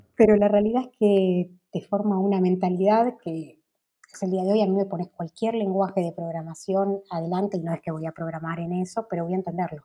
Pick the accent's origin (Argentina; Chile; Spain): Argentina